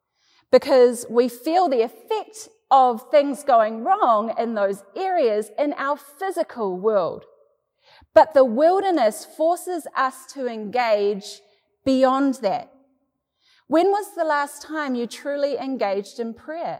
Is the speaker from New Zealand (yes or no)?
yes; New Zealand; Growing up in New Zealand